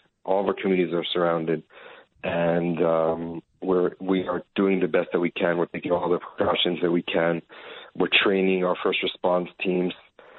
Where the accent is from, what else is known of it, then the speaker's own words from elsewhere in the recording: Israel; also born or lived in Los Angeles, United States; I was born in L.A., but I was raised here in Israel.